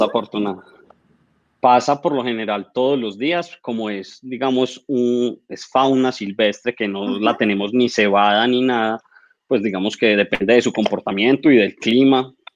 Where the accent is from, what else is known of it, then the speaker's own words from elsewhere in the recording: Manizales, Caldas, Colombia; soy arquitecto, eh, soy de Manizales.